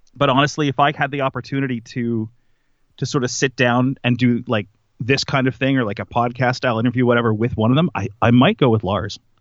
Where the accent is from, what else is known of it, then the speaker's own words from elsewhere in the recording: Canada; we're all Canadian